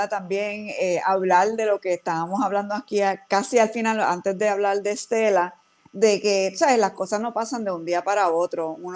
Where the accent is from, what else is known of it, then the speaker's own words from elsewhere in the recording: Puerto Rico; moved away; esa conexión con la diáspora puertorriqueña y las diferentes razones eh, por la cual de momento salimos de Puerto Rico, ¿verdad?